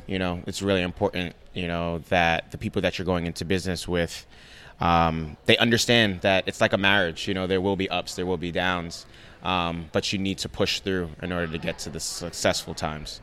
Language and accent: English; New York City, New York, United States; also born or lived in Nigeria; We grew up in the Bronx in a one bedroom apartment